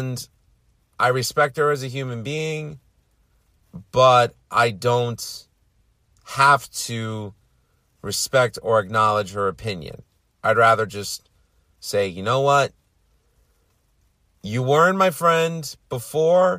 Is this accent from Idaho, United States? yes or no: no; New York City, New York, United States; I'm from Queens